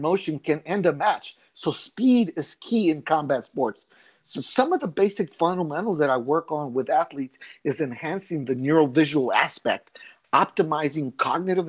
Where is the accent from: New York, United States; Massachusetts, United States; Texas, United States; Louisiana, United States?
Texas, United States; El Paso; moved away as an adult; I'm originally from El Paso, Texas. I left at an early age to join the Marine Corps